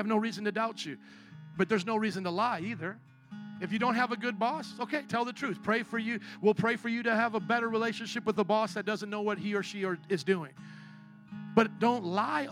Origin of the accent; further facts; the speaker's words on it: Missouri, United States; I'm from Missouri, the show me state.